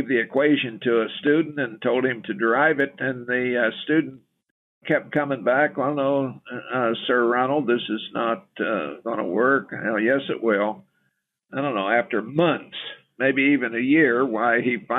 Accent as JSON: {"language": "English", "town": "Topeka", "region": "Kansas", "country": "United States", "tie": "born or raised there", "said": "I grew up in the Kansas River Valley near Topeka."}